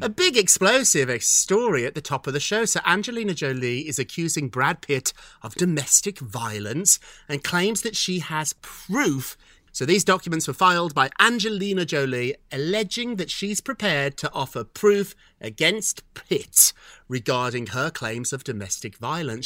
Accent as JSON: {"language": "English", "country": "United Kingdom", "said": "I'm British too"}